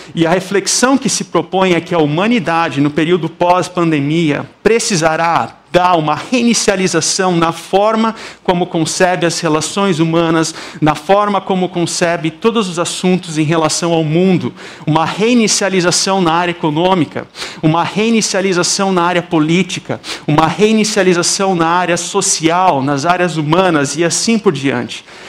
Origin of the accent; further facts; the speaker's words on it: South Region, Brazil; accent: southern (sotaque do sul); moved away as an adult; now in Campinas, Brazil; o sotaque aqui é do sul